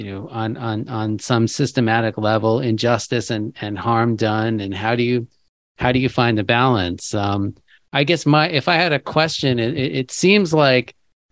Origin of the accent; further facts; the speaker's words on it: United States; as American Jews who care about Israel and democracy